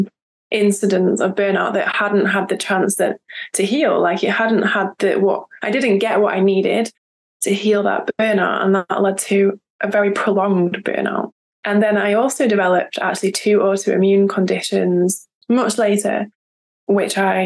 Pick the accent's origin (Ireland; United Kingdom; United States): United Kingdom; now in France; I am British, but I live in France.